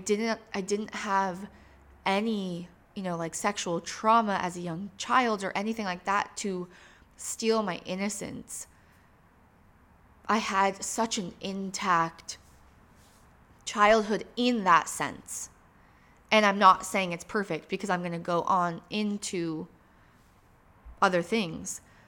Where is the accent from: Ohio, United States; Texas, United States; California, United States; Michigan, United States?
Michigan, United States; I grew up in Upper Michigan.